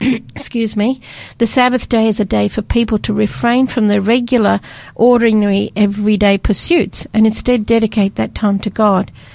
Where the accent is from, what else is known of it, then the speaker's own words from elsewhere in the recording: Scotland, United Kingdom; I was born in Scotland